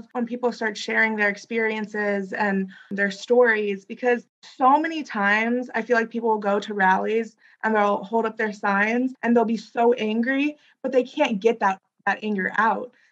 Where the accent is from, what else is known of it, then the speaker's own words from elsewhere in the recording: South India, India; So, personally, my family, we come from South India.